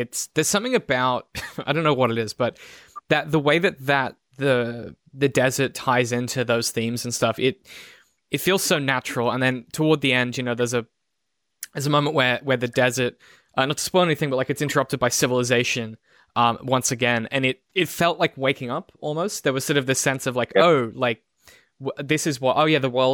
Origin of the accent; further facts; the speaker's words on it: Brisbane, Queensland, Australia; I grew up in Brisbane